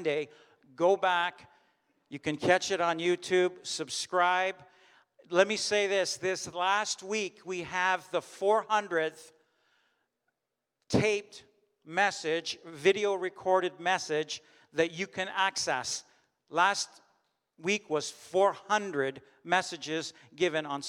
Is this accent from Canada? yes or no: yes; Canada; as a German of German descent, I'm Canadian, and I was born here.